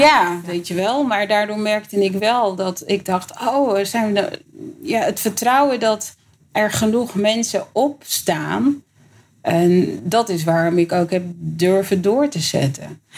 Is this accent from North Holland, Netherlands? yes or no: yes; Amsterdam, North Holland, Netherlands; ik ben opgegroeid in de Bijlmer